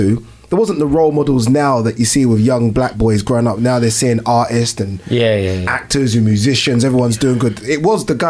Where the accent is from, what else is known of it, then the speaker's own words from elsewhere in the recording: London, United Kingdom; I'm in Stratford